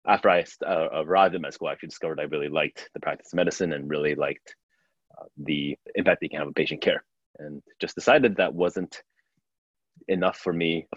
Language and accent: English; New Jersey, United States; moved away as an adult; also born or lived in Taipei, Taiwan; now in San Francisco, United States; grew up in Jersey